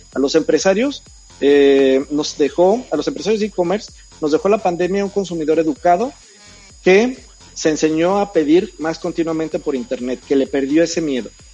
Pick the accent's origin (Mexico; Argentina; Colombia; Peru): Mexico